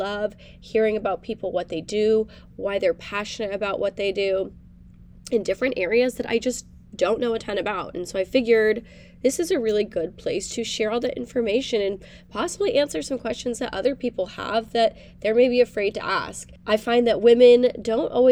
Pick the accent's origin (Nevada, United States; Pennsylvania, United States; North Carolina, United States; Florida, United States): Nevada, United States; Reno; now in Austin, United States; I am originally from Reno, Nevada, currently living in Austin, Texas.